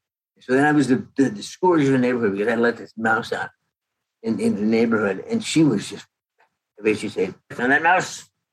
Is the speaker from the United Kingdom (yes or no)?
no; Canada; moved away; I came from Canada in 1979.